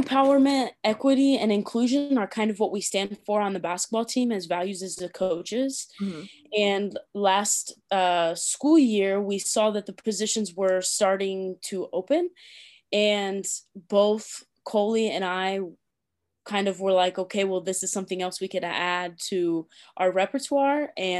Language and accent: English; Tipton, Indiana, United States; also born or lived in London; I am from Tipton, Indiana, and I went to Tipton Elementary School, finished high school at Tri-Central.